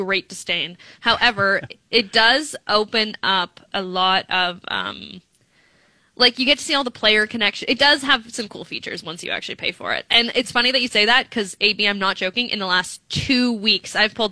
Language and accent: English; Thunder Bay, Ontario, Canada; when I was growing up in Thunder Bay